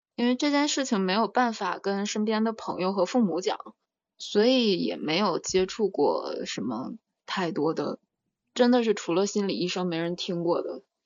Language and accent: Chinese; China; also born or lived in Russia / France; 那是我在那儿出生的 ，然后后面就是四岁，四岁之后就一直在中国上学了